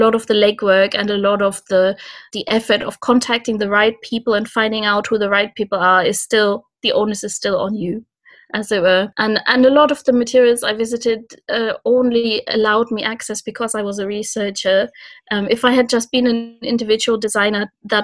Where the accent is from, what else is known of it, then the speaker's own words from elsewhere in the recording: Cologne, North Rhine-Westphalia, Germany; moved away; So I'm from Germany originally and from Cologne.